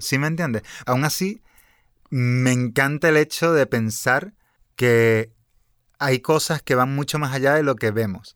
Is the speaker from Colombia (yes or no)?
no; Venezuela; mi país, por ejemplo, con Venezuela